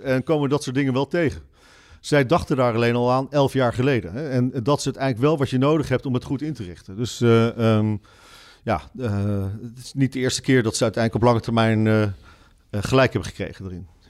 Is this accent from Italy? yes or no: no; Netherlands; als Nederlander